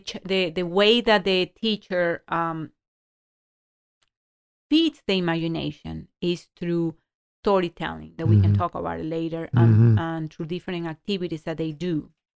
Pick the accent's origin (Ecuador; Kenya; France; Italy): Ecuador; moved away; I didn't grow up in this country. I grew up in Ecuador.